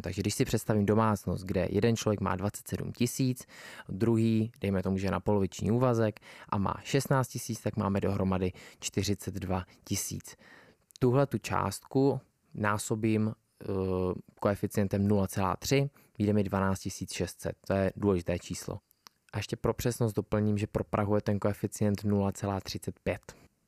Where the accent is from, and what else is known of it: Czechia